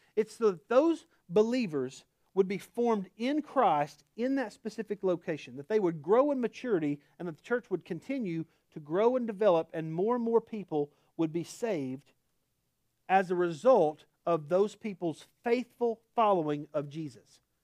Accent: Oklahoma, United States; accent: Oklahoma; my Oklahoma accent

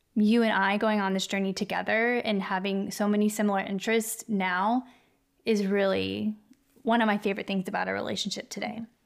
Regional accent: Kentucky, United States; moved away; I was born in Kentucky, which is where my dad is from

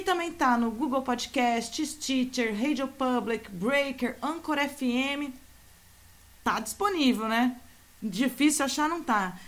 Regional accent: Santos, São Paulo, Brazil; a gente é aqui de Santos, da Baixada Santista

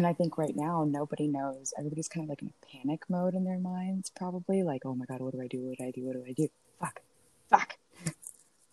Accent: United States; moved away; I come from the States

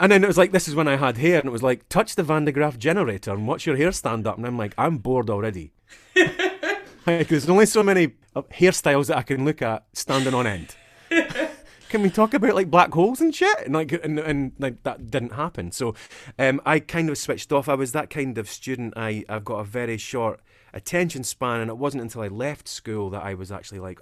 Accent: Dundee, Scotland, United Kingdom; accent: Dundonian; the east coast of Scotland where I'm from. So my accent is Dundonian

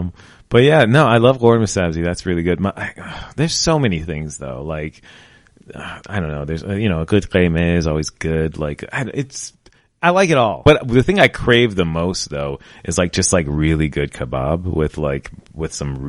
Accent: United States; like nationality, like I'm African American and Iranian.

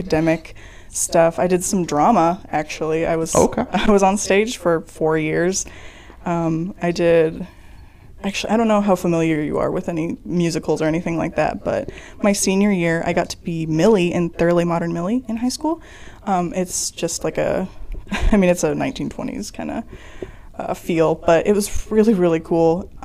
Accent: Roseville, Illinois, United States; I am from Roseville, Illinois. Nowhere near Chicago

